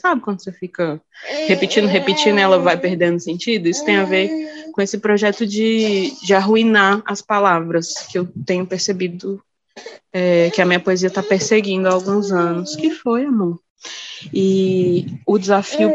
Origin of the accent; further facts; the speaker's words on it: Brasília, Federal District, Brazil; accent: sotaque de Brasília; Vim de Brasília, né? Que é onde eu nasci, onde eu moro